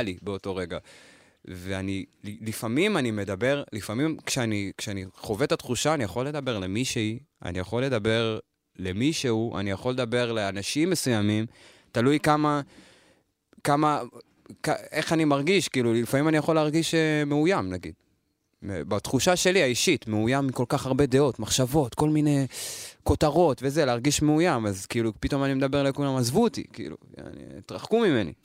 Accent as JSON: {"language": "Hebrew", "town": "Lod", "region": "Central District", "country": "Israel", "tie": "born or raised there"}